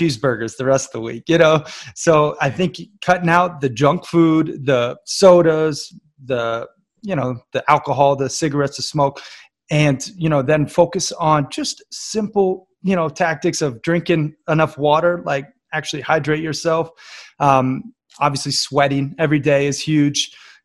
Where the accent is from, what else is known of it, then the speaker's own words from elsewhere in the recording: United States; also born or lived in Florida / Red Lodge, Montana / Bangkok / Barcelona; I grew up half in Florida, you know, surf and skate, and then half in Red Lodge, Montana, camp and fish and hunt and hike